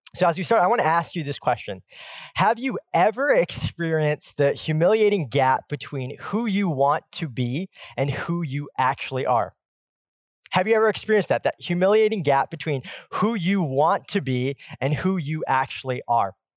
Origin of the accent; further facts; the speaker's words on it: Pacific Northwest, United States; I grew up in the Pacific Northwest where the Seattle Supersonics ruled